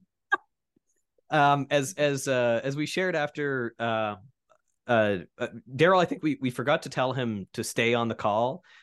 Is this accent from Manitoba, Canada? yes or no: no; Keswick Ridge, New Brunswick, Canada; I grew up in Keswick Ridge